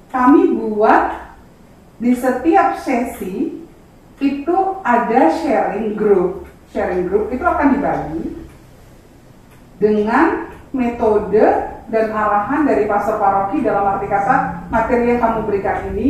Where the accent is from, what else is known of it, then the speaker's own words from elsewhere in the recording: Java, Indonesia; karena kita orang Jawa bilang